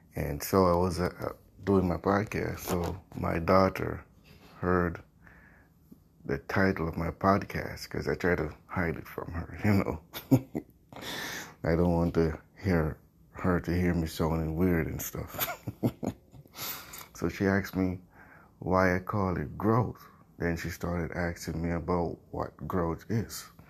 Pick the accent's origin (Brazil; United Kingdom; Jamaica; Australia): Jamaica; I grew up poor in Jamaica, where I'm from.